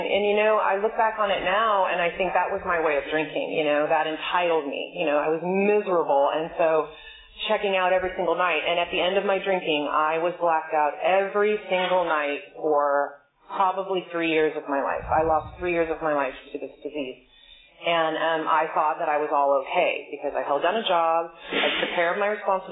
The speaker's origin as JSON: {"language": "English", "area": "Bay Area", "region": "California", "country": "United States", "said": "I'm from the Bay Area"}